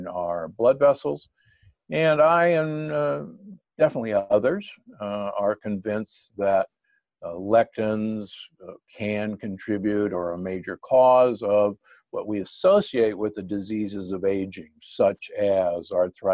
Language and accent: English; Omaha, Nebraska, United States; born or raised there; moved away; also born or lived in Milwaukee, Wisconsin / Loma Linda, California